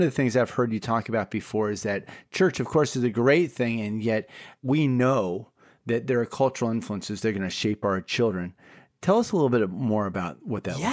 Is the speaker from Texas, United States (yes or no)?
no; Bay Area, California, United States; Rusty, William, and I hail from the Bay Area.